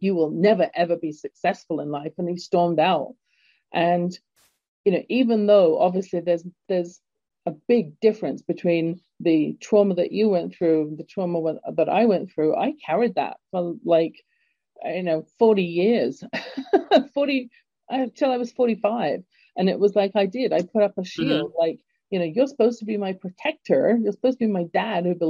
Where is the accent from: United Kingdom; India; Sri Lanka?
United Kingdom; England; moved away; growing up in England